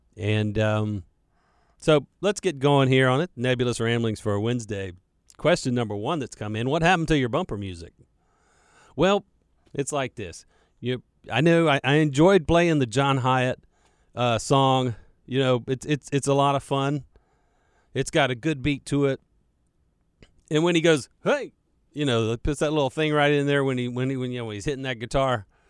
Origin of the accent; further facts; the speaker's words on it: Charlotte, North Carolina, United States; accent: western Mecklenburg County drawl; I was raised right here in Charlotte. I'm a Charlotte native.